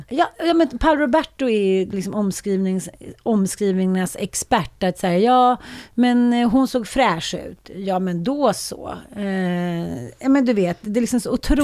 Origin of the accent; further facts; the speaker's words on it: Sweden; känner man sig som svensk kvinna